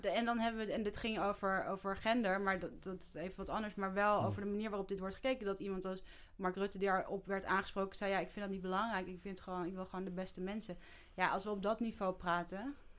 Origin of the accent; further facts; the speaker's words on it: Netherlands; wij als Nederlanders onze geschiedenis helemaal niet kennen